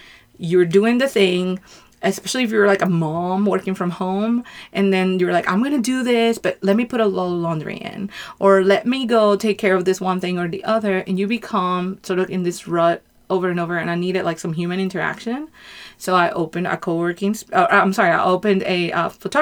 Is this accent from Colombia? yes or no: yes; Colombia; now in United States; I'm from Colombia